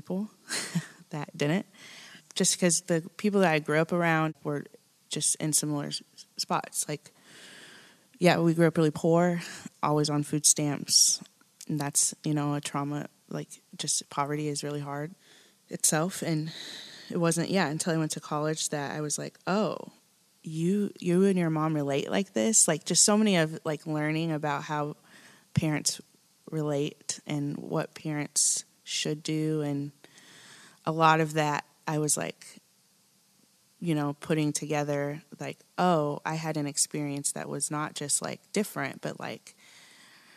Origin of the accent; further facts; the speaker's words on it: Kansas, United States; now in Nashville, United States; I grew up in Kansas.